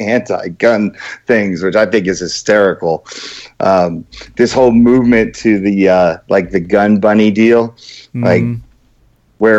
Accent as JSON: {"language": "English", "region": "New Jersey", "country": "United States", "moved": "as an adult", "said": "I'm from New Jersey."}